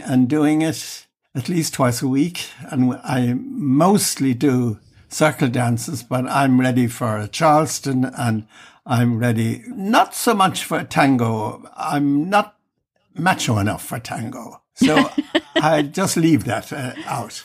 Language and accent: English; Ireland; now in Germany; living outside Ireland for years and years. I've mostly lived my life in Germany and inclined to forget that I'm Irish